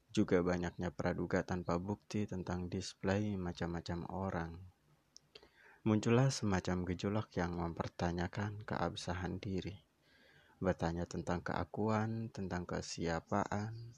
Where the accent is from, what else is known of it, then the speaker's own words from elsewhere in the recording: Java, Indonesia; Kebetulan aku berasal dari Jawa. Di Jawa Timur itu ada istilah panggilan yang sering sekali digunakan.